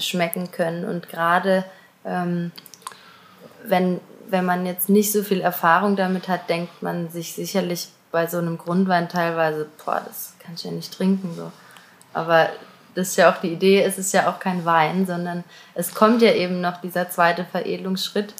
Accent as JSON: {"language": "German", "town": "Auggen", "region": "Baden-Württemberg", "country": "Germany", "tie": "born or raised there", "said": "ich komme aus Augen"}